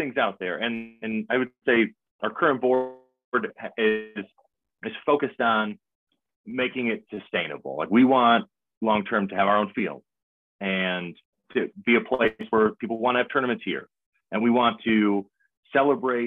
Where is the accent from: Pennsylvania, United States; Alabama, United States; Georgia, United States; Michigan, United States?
Michigan, United States; moved away as an adult; also born or lived in Hawaii / East Coast; now in Oklahoma, United States; I'm from Michigan